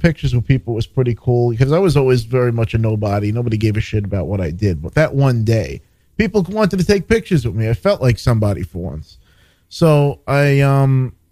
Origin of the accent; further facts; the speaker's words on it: New York, United States; I'm a New Yorker